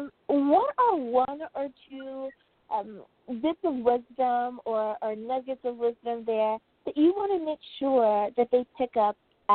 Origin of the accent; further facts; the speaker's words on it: United States; the U.S. of A, my home country.